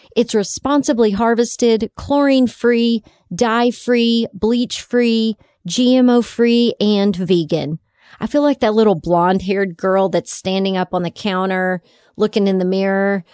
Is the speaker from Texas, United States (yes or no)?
yes; Texas, United States; my home state of Texas